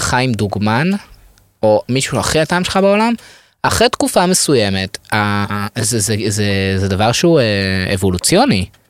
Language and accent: Hebrew; Ramat Gan, Tel Aviv District, Israel; moved away as an adult; now in Tel Aviv, Israel; אני גדלתי ברמת גן